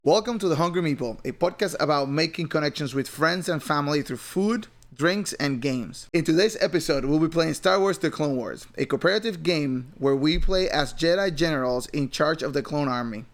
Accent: Puerto Rico; I grew up in Puerto Rico

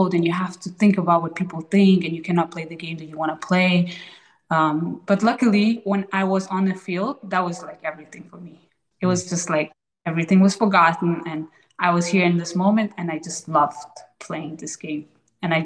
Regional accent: Denmark; also born or lived in Afghanistan; When I was about 7 years old, I moved from Afghanistan to Denmark

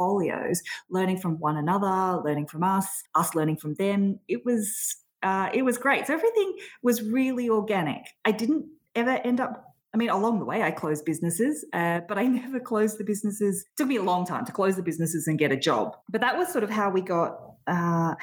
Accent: Sydney, New South Wales, Australia; moved away as an adult; now in Melbourne, Australia; Sydney was home originally. Melbourne is most definitely home now, though.

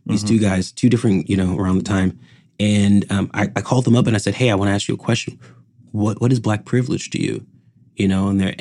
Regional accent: Palm Desert, California, United States; I'm born and raised in Palm Desert

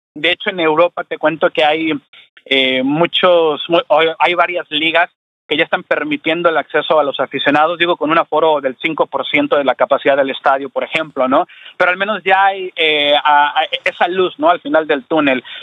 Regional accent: Mexico; la garra azteca como mexicanos

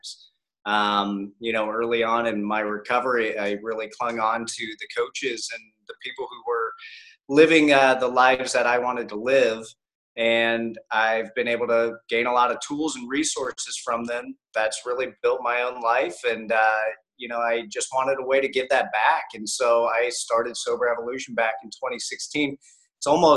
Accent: Columbus, Ohio, United States; now in Tampa, United States; I grew up in Columbus, Ohio

